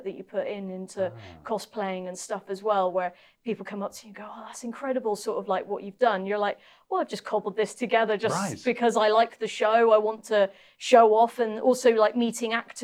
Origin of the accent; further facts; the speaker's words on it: Norwich, East of England, United Kingdom; also born or lived in Bristol; I was born in Bristol, but I actually lived most of my younger years in Norwich